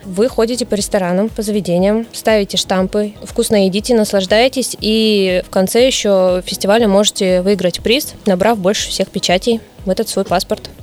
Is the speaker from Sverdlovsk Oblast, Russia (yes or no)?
no; Khabarovsk Krai, Russia; now in Vladivostok, Russia; Я сама из Хабаровского края, и когда переехала в Владивосток